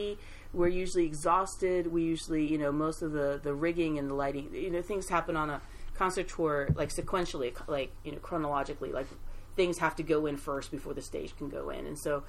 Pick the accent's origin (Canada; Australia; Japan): Japan; moved away; also born or lived in Brooklyn, New York / US South / US Midwest; I lived in Brooklyn for about 6 years. I'm originally from Japan.